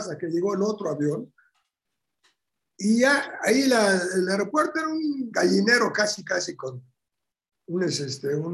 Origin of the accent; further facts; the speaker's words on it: Bulgaria; born there; moved away; yo nací en Bulgaria. Y me habla en búlgaro.